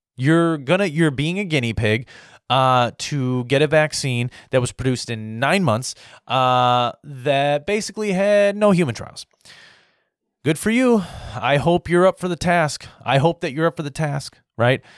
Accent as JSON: {"language": "English", "country": "United States", "said": "as an American"}